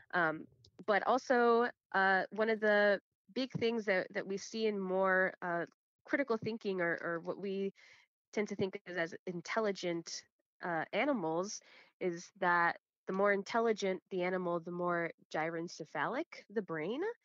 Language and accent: English; Chicago, Illinois, United States; I'm born and raised in Chicago, uh, Illinois, but my family and everyone before me is from Guatemala